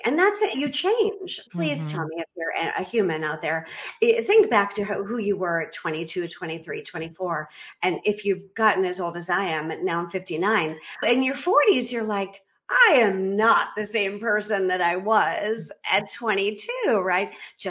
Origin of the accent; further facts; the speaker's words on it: Boston, Massachusetts, United States; moved away as an adult; now in Belize; I was born and raised in Boston. I do not have an accent. I can fake it if you want me to.